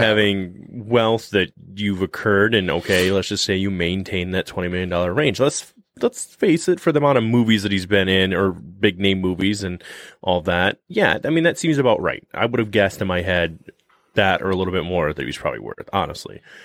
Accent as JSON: {"language": "English", "region": "Michigan", "country": "United States", "said": "we're from Michigan"}